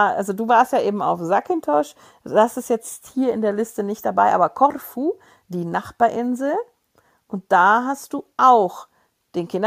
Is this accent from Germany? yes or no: yes; Germany; Ja, mein Gott, da sind wir Deutsche.